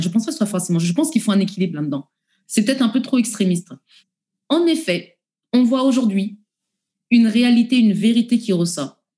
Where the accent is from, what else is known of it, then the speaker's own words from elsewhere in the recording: France; en tant que Français